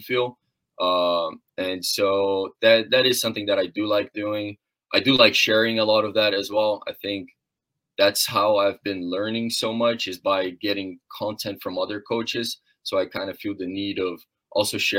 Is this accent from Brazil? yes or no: yes; Brazil; now in Muncie, United States; I come from a small town in Brazil, a very tiny town, didn't have too much structure to continue swimming after I hit that age of 13, 14